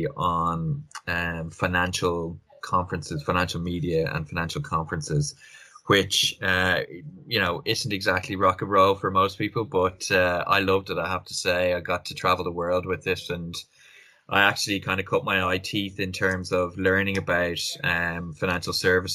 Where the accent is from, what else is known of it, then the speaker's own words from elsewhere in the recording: Punchestown, Leinster, Ireland; moved away as an adult; also born or lived in Dublin / Eastern Cape, South Africa; now in London, United Kingdom; I'm originally from Kildare, Punchestown